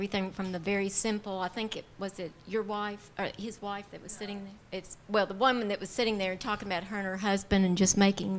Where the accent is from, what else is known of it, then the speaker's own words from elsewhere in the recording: Owensboro, Kentucky, United States; I'm from Owensboro